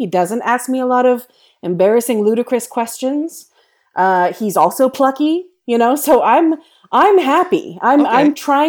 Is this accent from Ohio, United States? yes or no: no; Nebraska, United States; And he was asking about what it was like growing up in Nebraska, and I hadn't told him that I grew up in Nebraska.